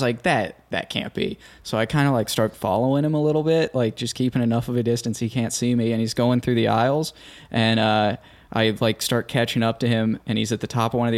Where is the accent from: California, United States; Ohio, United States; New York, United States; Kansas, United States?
Ohio, United States; Cincinnati; I'm from Cincinnati, so the closest team to me was the Pacers